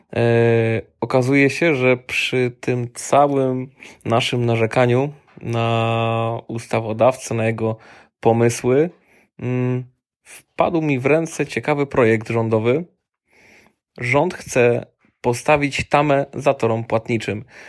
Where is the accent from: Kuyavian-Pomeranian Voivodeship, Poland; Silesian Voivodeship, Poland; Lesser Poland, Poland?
Silesian Voivodeship, Poland; u nas na Śląsku